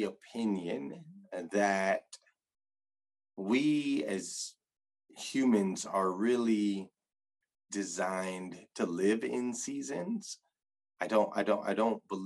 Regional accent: Flagstaff, Arizona, United States; I grew up in Flagstaff, Arizona.

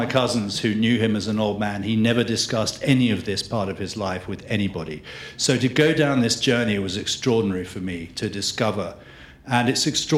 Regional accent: England, United Kingdom; I'm from England

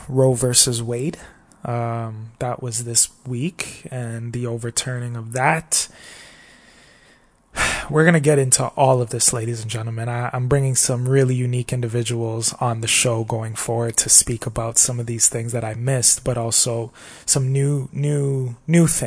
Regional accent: Toronto, Ontario, Canada; I come from Toronto, Canada

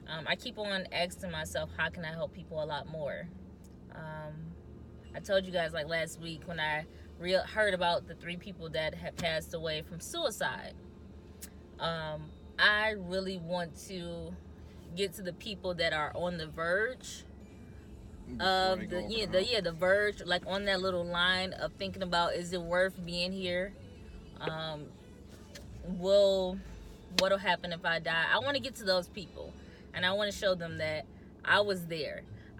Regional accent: Michigan, United States; also born or lived in New Haven, Michigan; I was born in the city

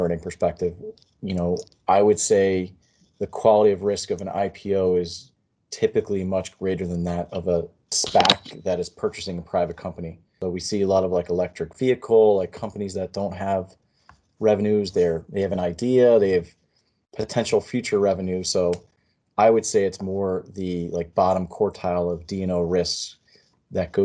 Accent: Monmouth County, New Jersey, United States; I grew up in Monmouth County, so I'm only a couple miles from the ocean.

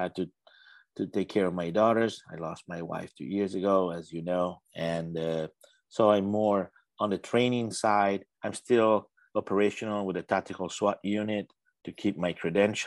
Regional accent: Italy; moved away as an adult; now in United States; I was born and raised in Italy

